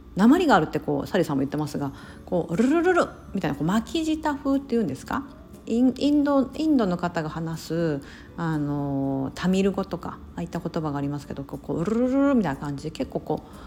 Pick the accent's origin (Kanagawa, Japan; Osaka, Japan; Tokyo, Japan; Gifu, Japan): Osaka, Japan; accent: Osaka dialect; first language Japanese; moved away as an adult; also born or lived in Singapore; now in United States; 私大阪出身